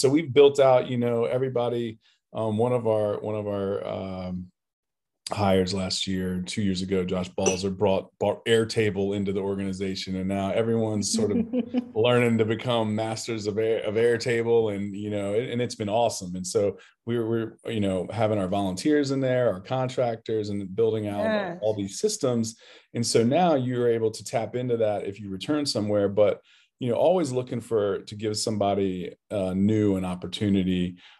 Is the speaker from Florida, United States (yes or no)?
no; Newport News, Virginia, United States; I'm from Newport News, Virginia, Southeast